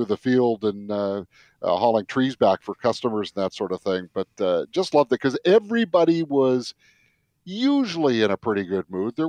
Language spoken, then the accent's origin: English; Fraser Valley, British Columbia, Canada; moved away; where I grew up in the Fraser Valley